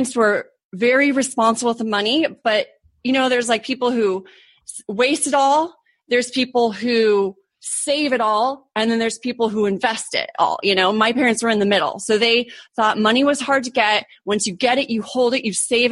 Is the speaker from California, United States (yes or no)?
yes; Orange County, California, United States; moved away as an adult; also born or lived in Arizona / Germany / Europe; now in San Diego, United States; I grew up in Orange County, California.